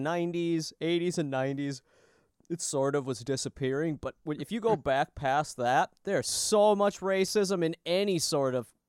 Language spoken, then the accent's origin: English; Minnesota, United States; I'm from Minnesota